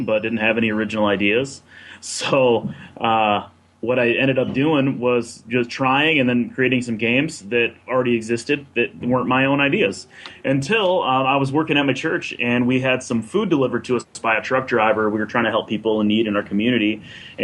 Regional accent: Flint, Michigan, United States; I grew up in Flint, Michigan, which is the birthplace of General Motors

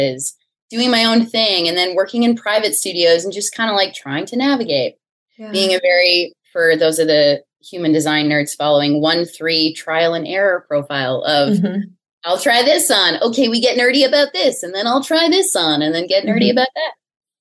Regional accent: Ontario, Canada; moved away; also born or lived in Winnipeg / Toronto; I'm originally from Ontario, Canada

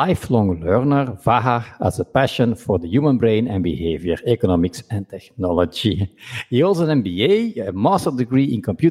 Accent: Belgium; me being from Belgium

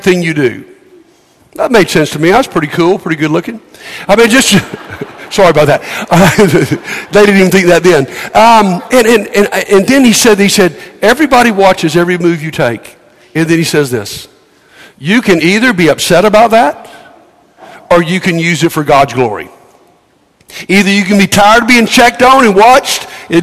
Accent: United States

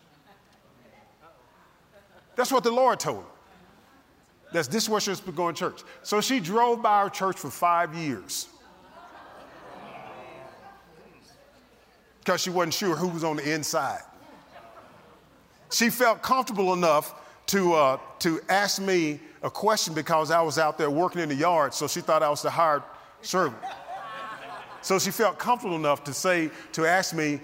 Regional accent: the South, United States; I'm from the South.

